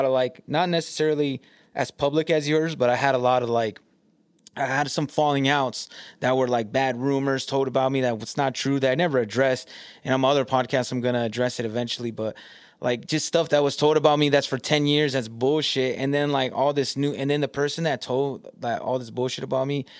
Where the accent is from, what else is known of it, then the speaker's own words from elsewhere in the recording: California, United States; moved away as an adult; now in Michigan, United States; I'm from California now